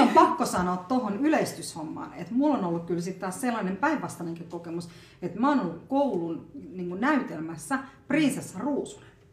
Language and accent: Finnish; Finland; also born or lived in India; mä oon oikeasti suomalainen